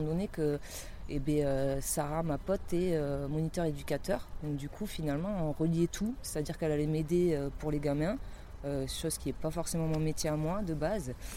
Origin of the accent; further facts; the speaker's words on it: Basque Country, Nouvelle-Aquitaine, France; moved away; also born or lived in Toulouse; je suis retournée au Pays Basque, c'est là où j'ai grandi quand j'étais ado.